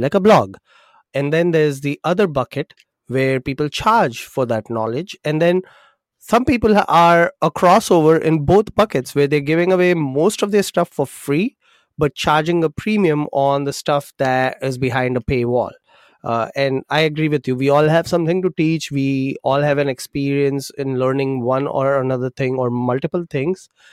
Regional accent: Mumbai, Maharashtra, India; moved away; I'm from India, grew up in Mumbai

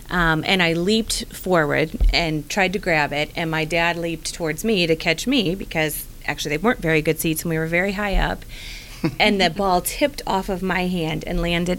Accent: St. Louis, Missouri, United States; I am from St. Louis.

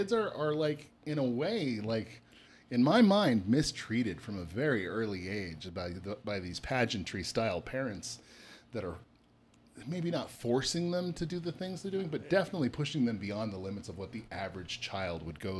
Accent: Colorado, United States; I'm from Colorado, though. I've got weed and a gun.

